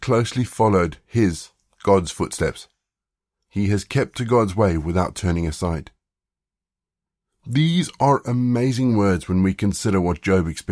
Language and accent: English; South Africa; growing up in South Africa